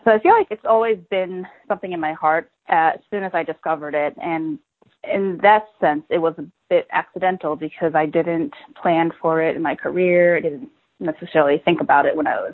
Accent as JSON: {"language": "English", "country": "United States", "said": "I'm a Chinese-American female, 30 years old, and I speak fluent English, so it's very apparent that I'm an American"}